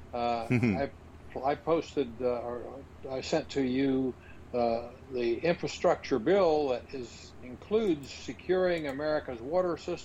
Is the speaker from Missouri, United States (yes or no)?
no; Huntersville, North Carolina, United States; it's my hometown, Huntersville